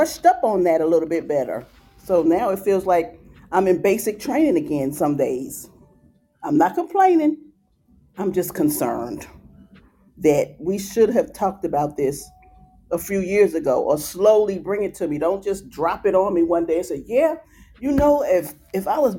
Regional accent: New York, United States; I'm from New York

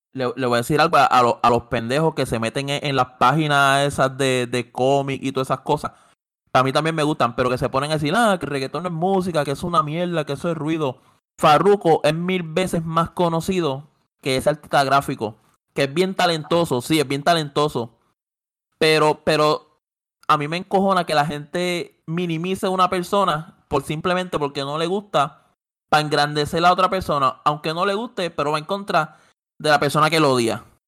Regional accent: Puerto Rico; yo como puertorriqueño

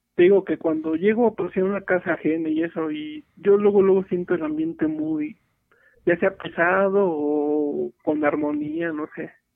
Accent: Real del Monte, Hidalgo, Mexico; moved away as an adult; also born or lived in Paseo de Chavarría, Pachuca; now in Pachuca, Mexico; En sí yo soy de Real del Monte. Este, apenas tengo año y medio viviendo aquí en, en Paseo de Chavarría

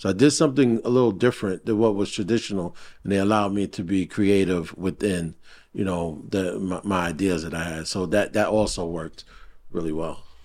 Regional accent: New York City, New York, United States; I grew up in Brooklyn

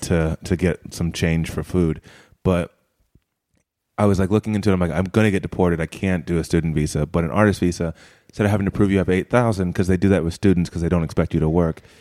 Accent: United States; moved away as an adult; I'm from America

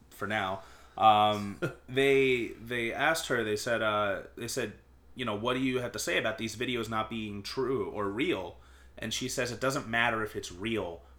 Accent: Northport, New York, United States; born or raised there

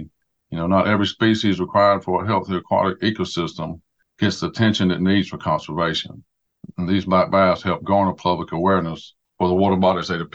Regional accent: Georgia, United States; also born or lived in Hattiesburg, Mississippi; I'm from Georgia, got some degrees in Georgia

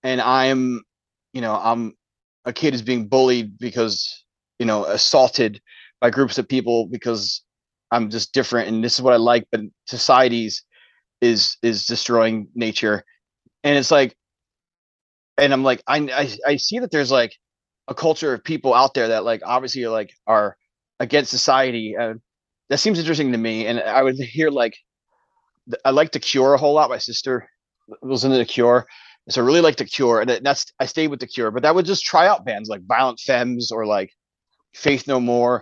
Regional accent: Philadelphia, Pennsylvania, United States; I grew up in Philadelphia

